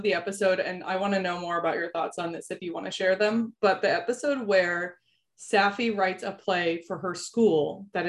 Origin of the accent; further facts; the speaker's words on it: United States; as an American